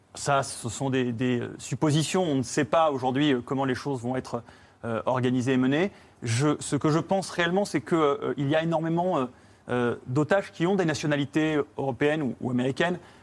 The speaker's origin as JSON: {"language": "French", "country": "France", "said": "nous, en tant que Français"}